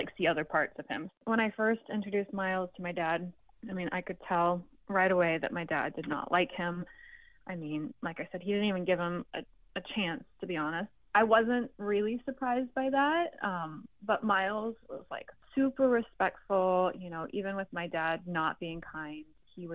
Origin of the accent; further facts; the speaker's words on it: Bay Area, California, United States; I was born here in the Bay Area